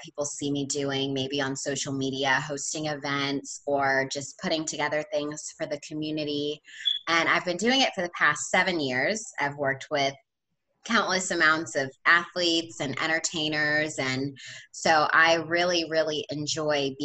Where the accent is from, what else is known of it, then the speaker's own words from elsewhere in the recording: Havre de Grace, Maryland, United States; moved away as an adult; now in Hampton, United States; where I grew up in Maryland is right on the water